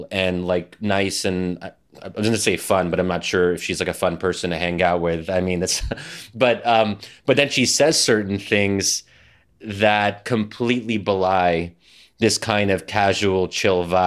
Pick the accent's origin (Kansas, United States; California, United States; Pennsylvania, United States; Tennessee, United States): Pennsylvania, United States; Philadelphia; Philly, you know, my hometown